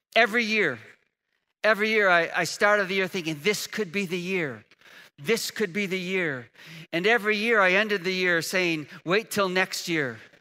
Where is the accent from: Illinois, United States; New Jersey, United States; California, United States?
Illinois, United States; Chicago; now in Indiana, United States; I was raised in Chicago